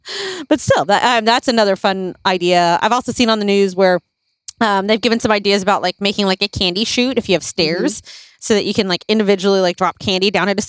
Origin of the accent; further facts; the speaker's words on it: Philippines; moved away; when we grew up in the Philippines when I was younger